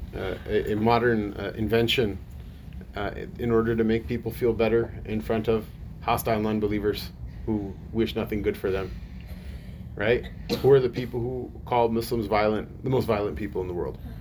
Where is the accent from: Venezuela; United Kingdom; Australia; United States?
United States; as an American citizen